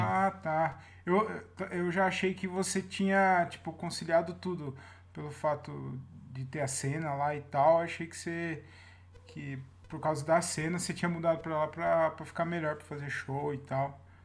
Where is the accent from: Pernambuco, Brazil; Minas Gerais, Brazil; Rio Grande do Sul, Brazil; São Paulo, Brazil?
São Paulo, Brazil; Jundiaí; now in Várzea Paulista, Brazil; Eu falo que eu sou de Jundiaí. Eu moro na, em Várzea Paulista